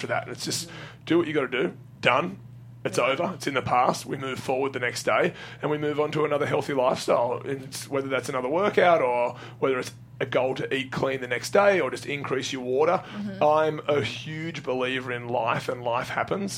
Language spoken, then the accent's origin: English; Australia; I'm Australian